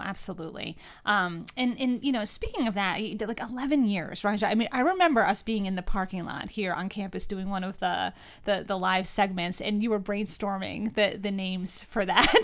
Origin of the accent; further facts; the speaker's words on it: New York, United States; moved away as an adult; now in Northeastern Pennsylvania, United States; Being from New York